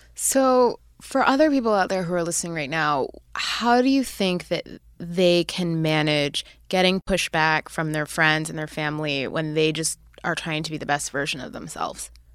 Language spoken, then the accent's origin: English; Canada; now in United States; I was born and raised in Canada